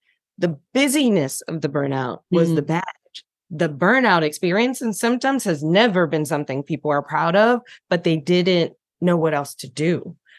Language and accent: English; Detroit, Michigan, United States; now in Charlotte, United States; I live in Charlotte. I'm originally from Detroit and have been a domestic nomad in between.